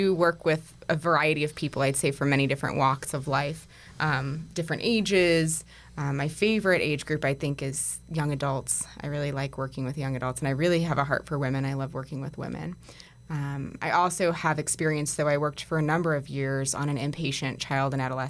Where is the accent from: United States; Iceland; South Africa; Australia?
United States; New York; now in Denver, United States; So I'm a licensed clinical social worker, and I'm originally from New York. I've been in Denver for about 6 years